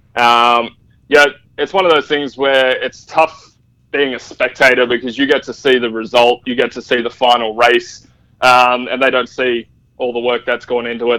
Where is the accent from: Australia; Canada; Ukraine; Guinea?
Australia; being Australian